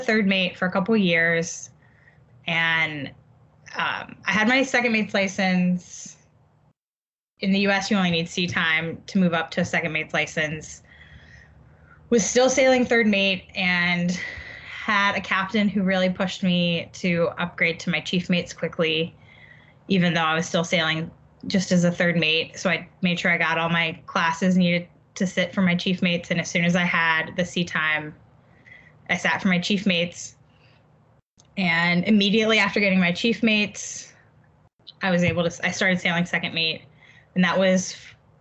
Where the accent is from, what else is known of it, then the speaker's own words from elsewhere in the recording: Mississippi Gulf Coast, United States; I grew up on the Mississippi Gulf Coast